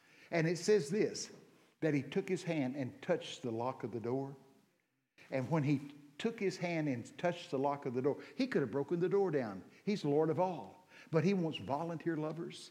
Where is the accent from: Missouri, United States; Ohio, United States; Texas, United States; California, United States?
Texas, United States; I'm from Texas.